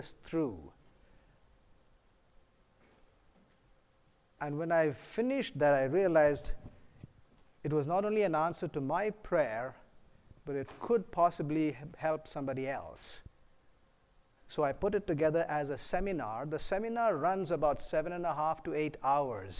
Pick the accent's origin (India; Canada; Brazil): India; moved away; I'm originally from India, a physician